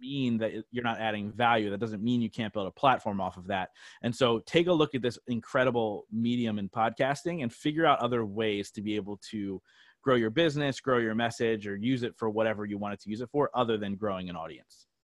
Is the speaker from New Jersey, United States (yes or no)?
yes; New Jersey, United States; moved away as an adult; now in Reading, United States; I grew up in South Jersey